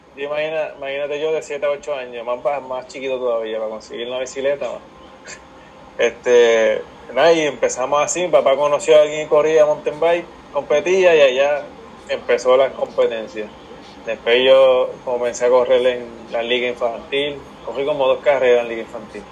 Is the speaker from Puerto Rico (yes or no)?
yes; Aguadilla, Puerto Rico; yo soy de Guadilla, del pueblo Guadilla. Siempre, bueno, siempre me crié aquí.